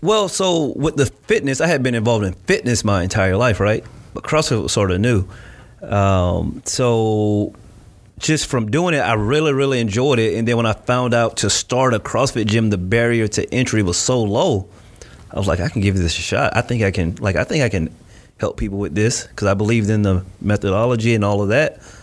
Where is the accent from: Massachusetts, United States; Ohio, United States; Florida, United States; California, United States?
Florida, United States; Winter Haven; moved away as an adult; also born or lived in Miami, Florida; now in Gainesville, United States; I was born and raised in Winter Haven, Florida